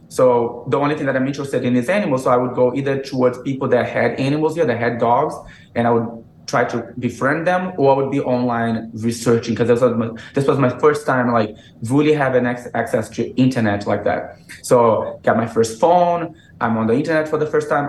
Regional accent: Brazil; English is a second language; moved away as an adult; also born or lived in Massachusetts / South Carolina; now in United States; I was born in, in Massachusetts. You know, I grew up in Brazil

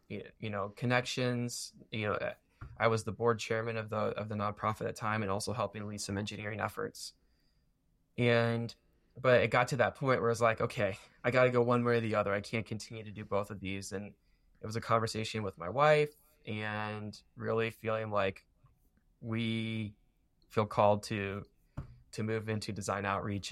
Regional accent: Warsaw, Indiana, United States; I grew up in Warsaw

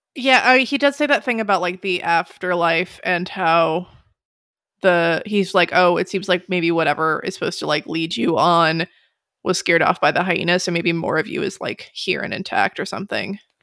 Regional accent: United States; I'm American

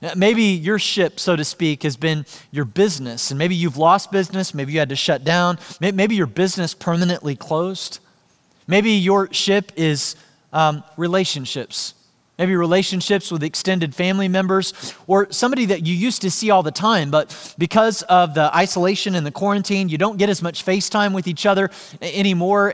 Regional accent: Joplin, Missouri, United States; Joplin, Missouri, which is where I grew up.

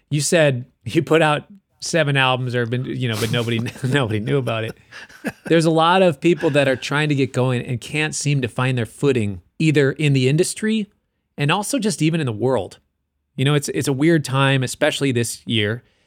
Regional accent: Minneapolis, Minnesota, United States; I'm from Minneapolis

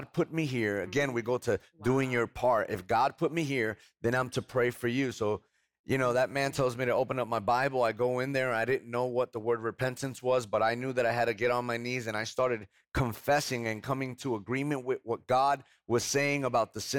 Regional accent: Hoboken, New Jersey, United States; now in Spring, Texas, United States; I come from Hoboken, New Jersey, right outside of Manhattan.

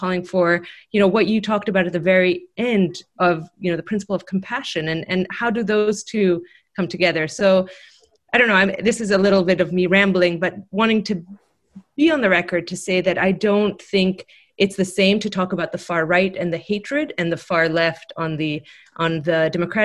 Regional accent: Greece; now in United States; I grew up in Greece

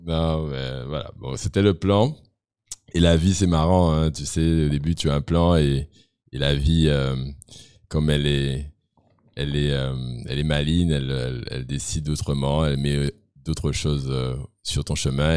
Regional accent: Guadeloupe; je suis Guadeloupéen de 37 ans

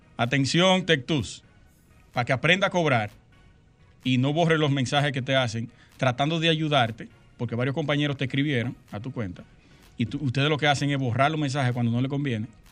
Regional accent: Sosúa, Puerto Plata, Dominican Republic; moved away as an adult; Yo soy de Sosúa, nacido y criado hasta el 2000

